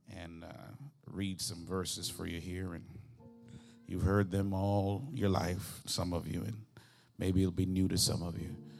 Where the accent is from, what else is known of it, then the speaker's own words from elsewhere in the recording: Jamaica; moved away; I'm originally from Jamaica